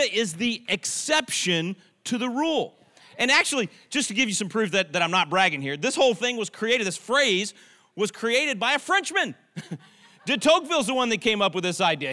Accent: Texas, United States; I'm a Texan. We Texans

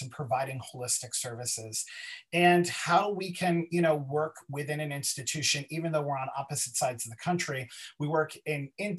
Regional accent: East Coast, United States; now in Los Angeles, United States; originally born and raised on the East Coast, but now living in Los Angeles on the West Coast

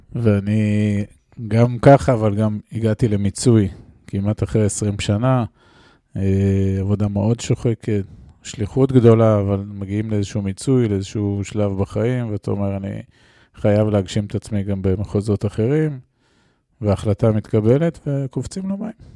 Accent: Israel; אני גדלתי בקיבוץ אה, בשנות ה-70 וה-80 של האלף הקודם

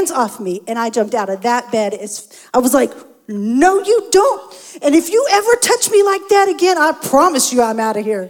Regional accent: Texas, United States; I grew up in Texas. We fry everything.

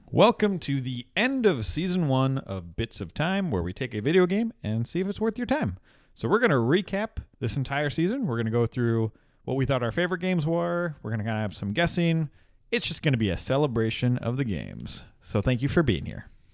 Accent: Minnesota, United States; We're from Minnesota

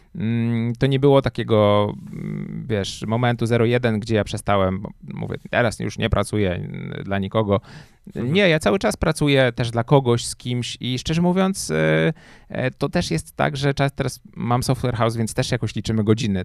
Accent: Łódź, Łódź Voivodeship, Poland; moved away as an adult; also born or lived in Warsaw; ja jak przyjechałem do Warszawy, bo jestem z Łodzi, przyjechałem do Warszawy na studia

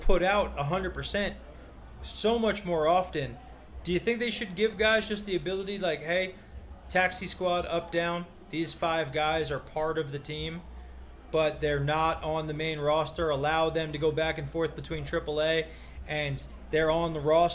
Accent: New York, United States; we're from New York and we're Mets fans.

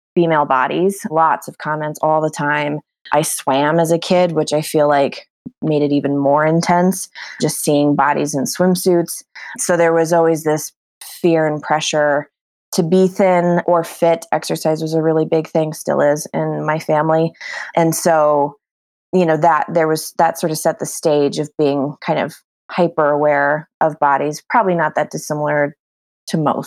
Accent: New Mexico, United States; moved away as an adult; now in Bozeman, United States; So I currently live in Bozeman, Montana. We're kind of putting roots down here, but I'm originally from New Mexico.

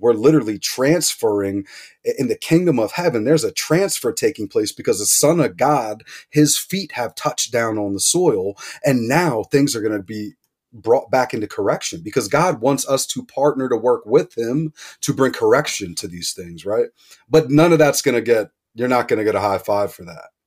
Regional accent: outside of Philadelphia, Pennsylvania, United States; I grew up outside of Philadelphia

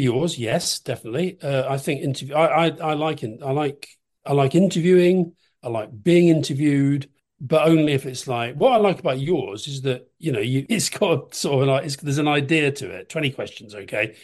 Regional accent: Keighley, Yorkshire and the Humber, United Kingdom; I grew up in Keighley. It's kind of West Yorkshire

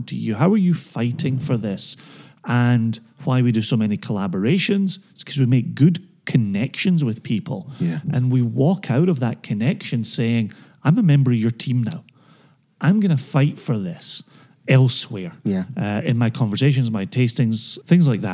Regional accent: Scotland, United Kingdom; as a Scotsman who travels the world talking about whiskey

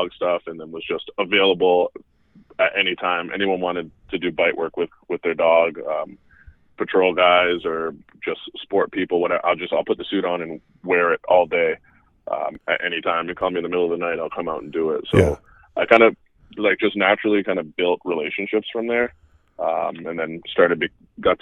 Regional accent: Canada; moved away as an adult; also born or lived in Florida, United States; I grew up in Canada. I moved to Florida in 2006.

